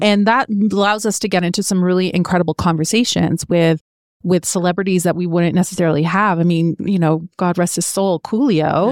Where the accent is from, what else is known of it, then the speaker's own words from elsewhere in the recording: Canada; growing up in Canada means that we were raised with certain belief structures from our parents